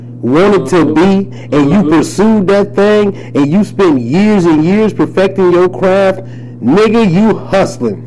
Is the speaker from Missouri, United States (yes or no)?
no; Highland Park, Michigan, United States; also born or lived in Detroit; I'm from Detroit, man. Raised in Highland Park, but hell, that is Detroit for real